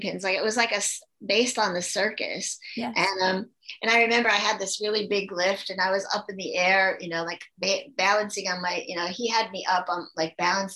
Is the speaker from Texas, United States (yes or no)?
no; Attica, New York, United States; moved away as an adult; also born or lived in Brockport, New York / Los Angeles; I grew up in Attica, New York, which is known for the prison and not too much else, a lot of farms